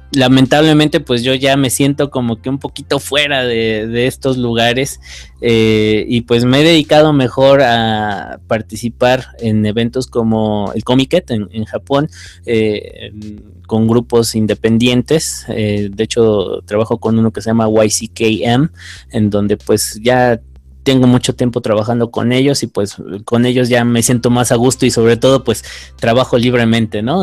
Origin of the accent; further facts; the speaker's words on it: Mexico City, Mexico; moved away as an adult; now in Guanajuato, Mexico; Soy de la Ciudad de México, pero actualmente estoy radicando en el Bajío, en, Guanajuato.